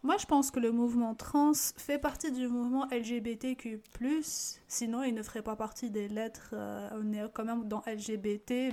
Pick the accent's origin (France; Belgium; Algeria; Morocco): Algeria; moved away as an adult; now in Canada; ma réalité en tant qu'Algérienne